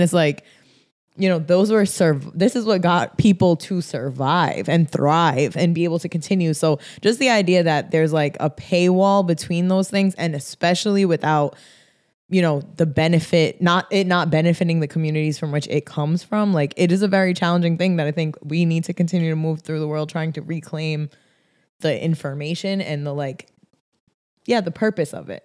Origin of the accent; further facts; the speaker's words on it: Rhode Island, United States; a kid growing up in Rhode Island